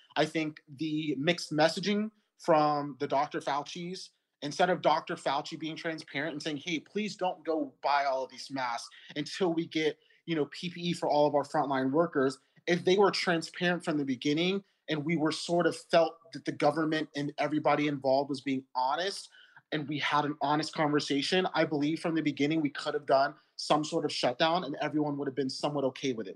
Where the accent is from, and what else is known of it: United States